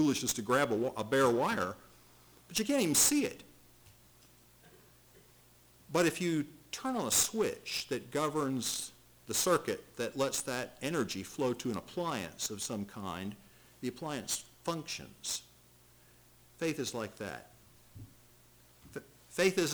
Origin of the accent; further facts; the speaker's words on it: United States; I was born in America